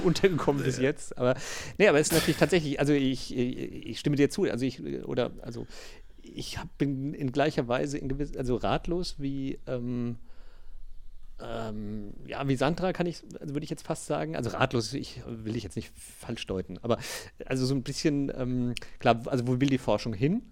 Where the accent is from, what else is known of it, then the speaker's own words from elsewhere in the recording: Großauheim, Hesse, Germany; in meiner Heimatstadt Großauheim